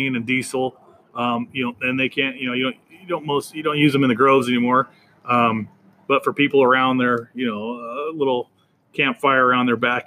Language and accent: English; Riverside, California, United States; I was born and raised here in Riverside.